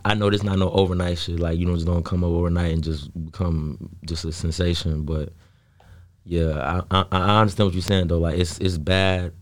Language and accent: English; South Holland, Illinois, United States; I, I was, um, born and raised in South Holland